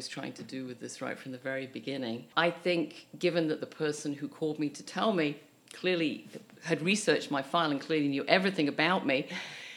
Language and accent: English; United Kingdom; now in Canada; as a Brit